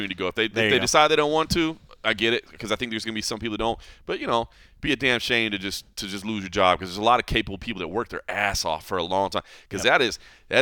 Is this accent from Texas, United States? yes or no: yes; Texas, United States; my home state of Texas.